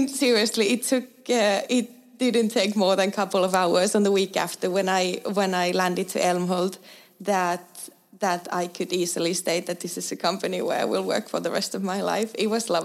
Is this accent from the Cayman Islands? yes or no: no; Eastern Finland, Finland; moved away as an adult; also born or lived in Stockholm, Sweden; now in Älmhult, Sweden; I come from a similar small, tiny village from eastern part of Finland